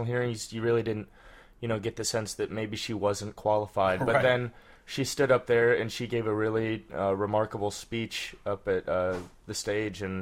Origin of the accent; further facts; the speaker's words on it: Midwest, United States; I'm from the Midwest